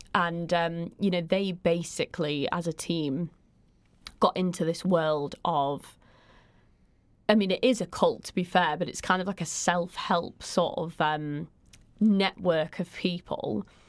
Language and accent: English; Manchester, North West England, United Kingdom; I grew up in South Manchester